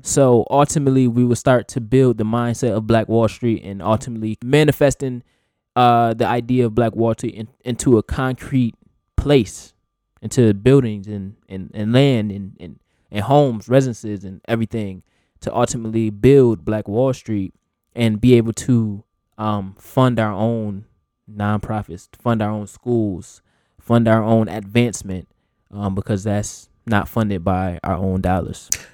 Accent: United States; we just happen to be born in America.

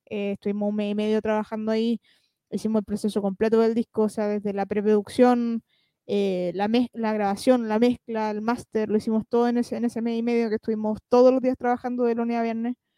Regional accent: Chile; como chilenos

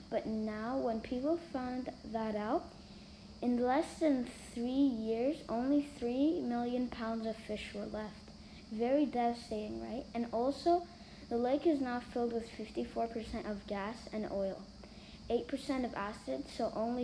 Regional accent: Turkey; I was born in Turkey and I'm 9 years old

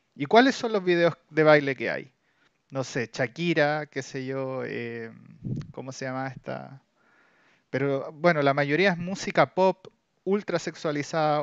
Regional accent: Chile; somos de Chile

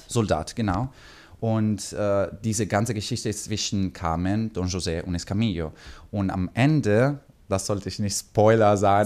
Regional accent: Pescara, Abruzzo, Italy; German is a second language; moved away as an adult; also born or lived in Germany; now in Copenhagen, Denmark; Ich komme aus äh, Pescara in Italien, das ist eine, eine kleine Stadt

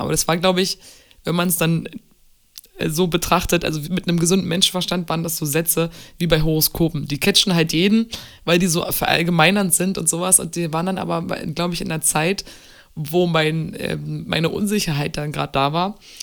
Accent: Berlin, Germany; also born or lived in Munich; Berlin ist meine Heimat, mein Zuhause, mein, mein Ort.

